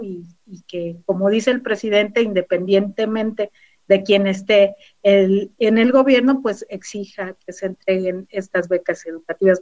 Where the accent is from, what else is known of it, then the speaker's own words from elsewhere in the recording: Huauchinango, Puebla, Mexico; moved away as an adult; Soy de la Sierra Norte de Puebla. Eh, nací en Huauchinango, hace pocos años